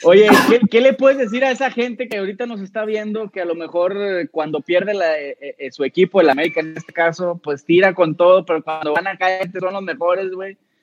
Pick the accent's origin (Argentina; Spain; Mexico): Mexico; Monterrey, Nuevo León; nosotros que somos regios